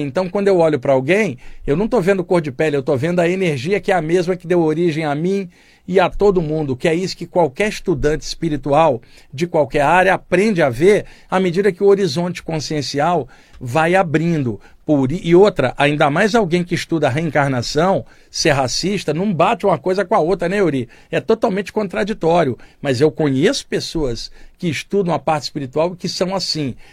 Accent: Baixada Fluminense, Rio de Janeiro, Brazil; da minha infância na Baixada Fluminense

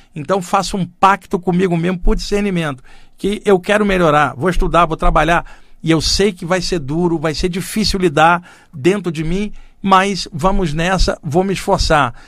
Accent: Rio de Janeiro, Brazil; now in São Paulo, Brazil; eu cresci no Rio de Janeiro, eu estou aqui em São Paulo há 30 anos

